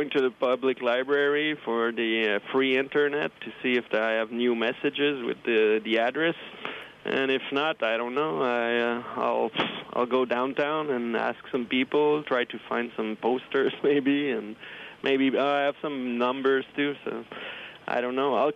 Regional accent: Montreal, Quebec, Canada; from Montreal, Canada.

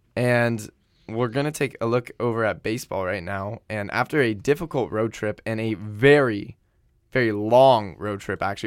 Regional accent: San Diego, California, United States; moved away as an adult; now in Vancouver, Canada; my hometown of San Diego

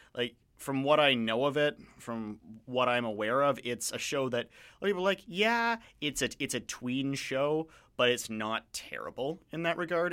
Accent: Canada; as a Canadian

